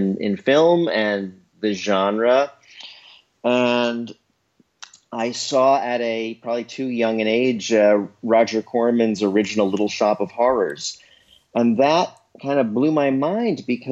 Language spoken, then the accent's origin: English; New York City, New York, United States; I grew up in New York City